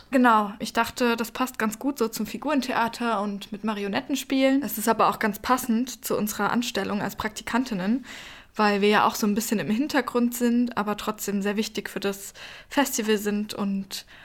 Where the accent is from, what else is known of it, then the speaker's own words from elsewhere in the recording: Düsseldorf, North Rhine-Westphalia, Germany; ich komme aus Düsseldorf, ich studiere